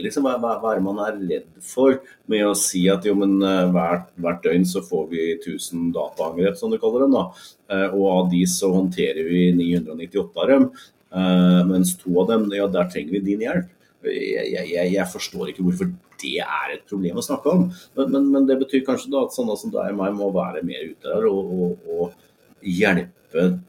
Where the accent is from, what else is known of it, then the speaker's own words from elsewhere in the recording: Norway; vi som nordmenn